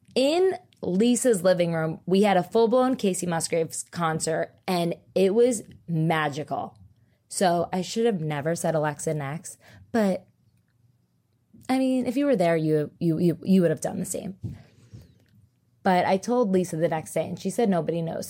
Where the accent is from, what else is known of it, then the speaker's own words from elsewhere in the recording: New Jersey, United States; I'm from Jersey